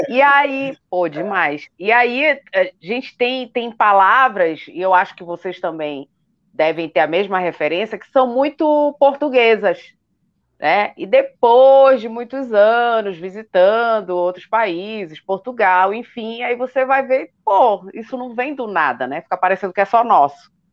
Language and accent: Portuguese; Belém, Pará, Brazil; now in Brasília, Brazil; Eu sou de Belém. As pessoas às vezes acham que sou do Rio por causa do meu chiado, mas sou de Belém do Pará